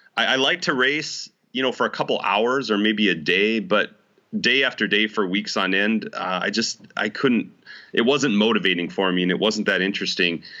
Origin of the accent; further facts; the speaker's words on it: Idaho Falls, Idaho, United States; now in West Orange, United States; I was actually born and raised in Idaho Falls, Idaho.